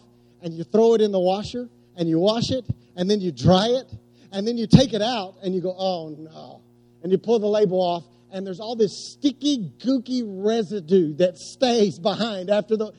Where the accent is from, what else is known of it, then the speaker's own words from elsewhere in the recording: West Oklahoma, United States; I was growing up in West Oklahoma